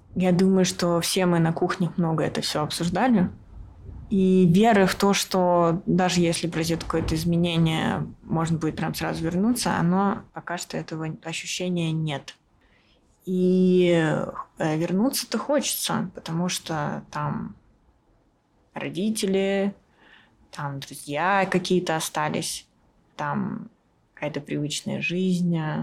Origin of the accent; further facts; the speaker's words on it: Russia; now in Yerevan, Armenia; я режиссер из России